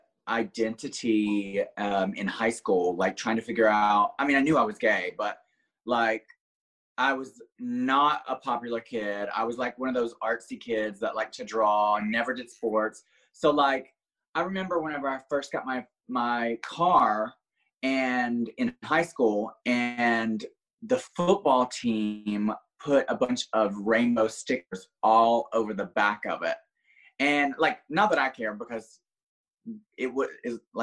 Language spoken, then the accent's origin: English; small town outside Birmingham, Alabama, United States; now in Orlando, United States; originally I'm from a small town outside of Birmingham, Alabama. Like literally didn't even have a red light when I grew up.